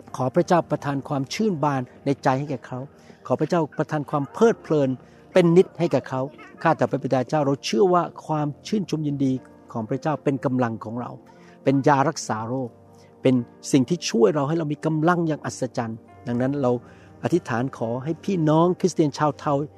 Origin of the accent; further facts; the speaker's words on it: Thailand; now in United States; ผมนี่นะครับเป็นคนไทย แต่ผมมาอยู่อเมริกาแล้วผมเป็นประชากรอเมริกันไปแล้ว